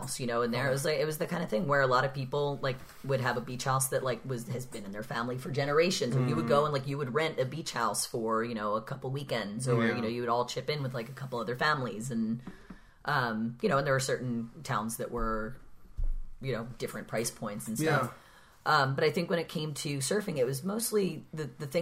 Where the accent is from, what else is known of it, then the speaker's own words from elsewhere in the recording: Avalon, New Jersey, United States; moved away as an adult; also born or lived in Philadelphia; now in California, United States; the town that I lived in, Avalon